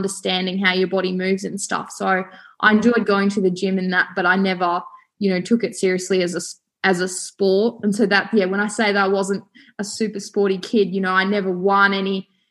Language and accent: English; Wangaratta, Victoria, Australia; also born or lived in Porepunkah, Victoria / Albury, New South Wales; I was born in Wangaratta, born and bred in northeast Victoria